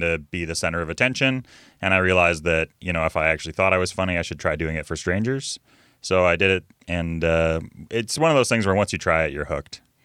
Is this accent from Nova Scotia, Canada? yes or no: no; Vancouver, British Columbia, Canada; I'm a West Coast comic. I'm from Vancouver.